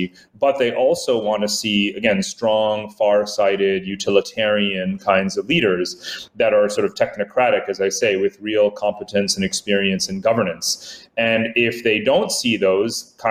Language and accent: English; United States; moved away as an adult; now in Singapore; I grew up as an Asian American